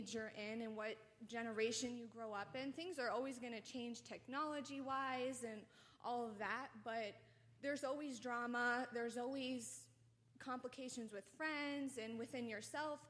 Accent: New Jersey, United States; I'm from New Jersey.

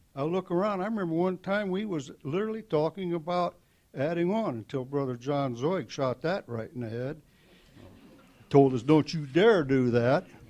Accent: Mansfield, Ohio, United States; also born or lived in North Phoenix; I come from Mansfield. I've been born in Mansfield. I lived there all my life

